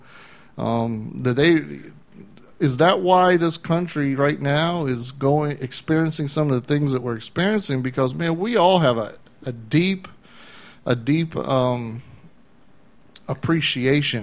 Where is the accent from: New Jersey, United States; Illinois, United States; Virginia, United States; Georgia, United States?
Georgia, United States; Atlanta; I grew up in the Atlanta, Georgia area